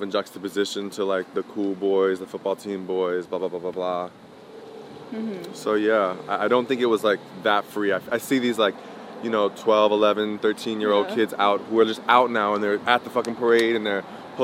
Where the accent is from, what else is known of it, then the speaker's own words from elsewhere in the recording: Montclair, New Jersey, United States; I grew up in Montclair, New Jersey